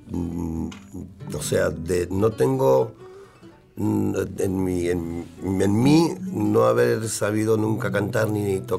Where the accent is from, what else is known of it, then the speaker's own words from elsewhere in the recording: Canary Islands, Spain; born there; Yo soy nacido en Islas Canarias, pero toda mi familia.